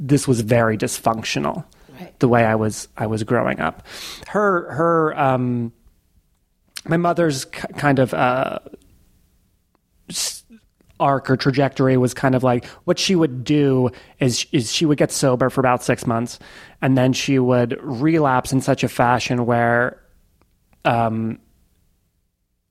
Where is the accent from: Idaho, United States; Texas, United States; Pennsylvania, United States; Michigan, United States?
Pennsylvania, United States; Philadelphia; also born or lived in Queens, New York; I kind of ended up in the general Philadelphia area. So did most of my growing up there